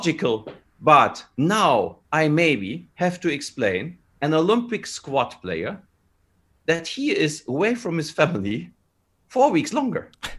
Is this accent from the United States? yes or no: no; Canada; English is a second language; as a Canadian, and I feel as a Canadian, there are a lot of good reasons to do the 14 days